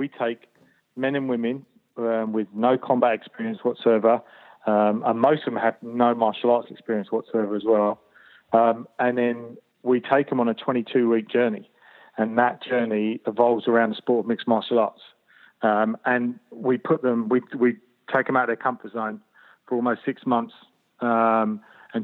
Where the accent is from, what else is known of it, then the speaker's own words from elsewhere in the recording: London, United Kingdom; moved away as an adult; now in Sydney, Australia; I grew up in London, so it's and not very nice part of London